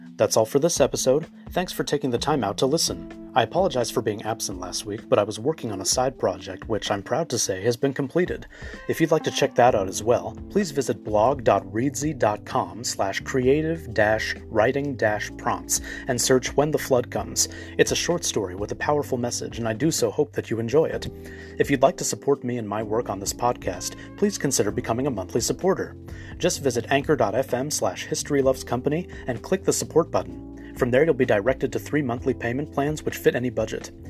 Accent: Los Angeles, California, United States; Having been born and raised in Los Angeles

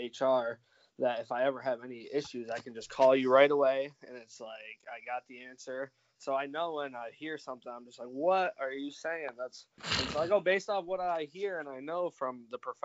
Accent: New York, United States; moved away as an adult; I'm originally from New York State. And I just moved down here about 2 years ago.

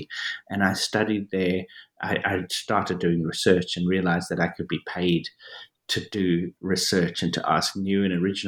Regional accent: Johannesburg, Gauteng, South Africa; I was born and I grew up in South Africa, in Johannesburg, South Africa.

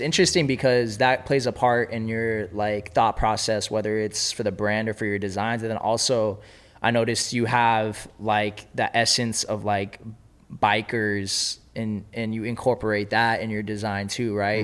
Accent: Los Angeles, California, United States; I've been born and raised in Los Angeles

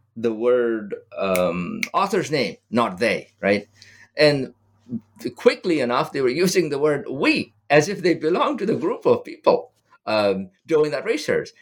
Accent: Nepal; moved away; Nepal, my home country

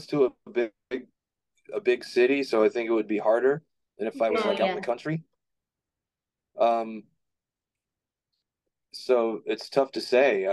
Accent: Virginia Beach, Virginia, United States; moved away as an adult; I grew up in Virginia Beach, Virginia, and I do not live there anymore.

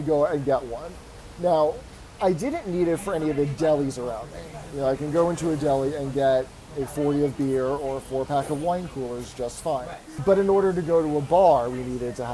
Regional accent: New York City, New York, United States; I grew up in New York City. I learned how to drive in New York City and New Jersey

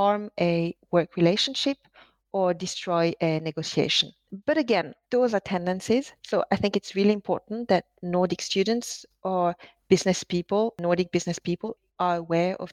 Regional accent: France; English is a second language; moved away; also born or lived in Norway; a French Chinese lady who has lived in Norway, speaking in a language that is, you know, on my side, not my mother tongue

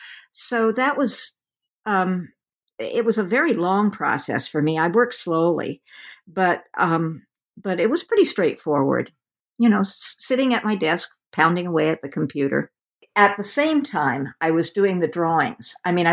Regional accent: West Coast, United States; since I'm from the West Coast and have had very little time to explore the eastern part of the country

